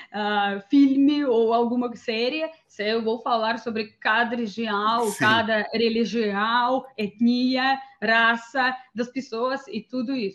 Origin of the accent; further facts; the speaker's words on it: Moscow, Russia; Portuguese is a second language; eu morava nas absolutamente cidades diferentes, então eu me mais acostumei a falar que eu sou de Moscou, porque essa foi a cidade onde eu morava mais tempo.